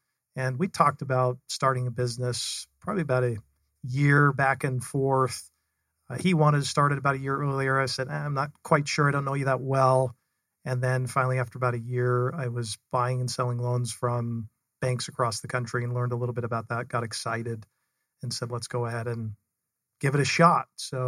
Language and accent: English; Salt Lake City, Utah, United States; So I am originally from Salt Lake City, Utah, born and raised up there, had four older sisters.